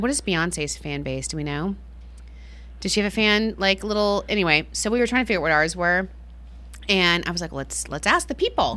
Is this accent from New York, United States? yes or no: yes; New York, United States; we're from New York